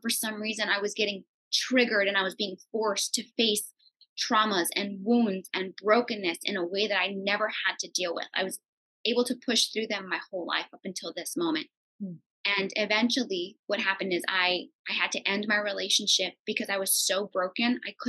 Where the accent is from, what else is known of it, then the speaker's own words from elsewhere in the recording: California, United States; And I wasn't equipped for that. I came from California.